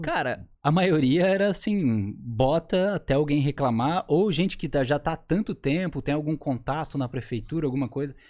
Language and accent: Portuguese; Florianópolis, Santa Catarina, Brazil; also born or lived in Curitiba; morei a minha vida inteira aqui em Floripa, sou apaixonado por essa terra aqui